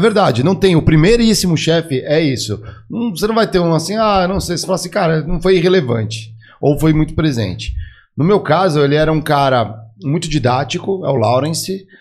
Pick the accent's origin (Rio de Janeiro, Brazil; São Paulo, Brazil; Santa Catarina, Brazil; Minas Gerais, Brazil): São Paulo, Brazil; also born or lived in Guaratinguetá; eu sou daqui de São Paulo, fui estudar no interior